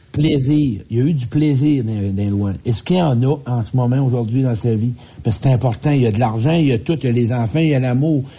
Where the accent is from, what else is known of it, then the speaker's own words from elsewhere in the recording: Quebec, Canada; Moi, je viens du Québec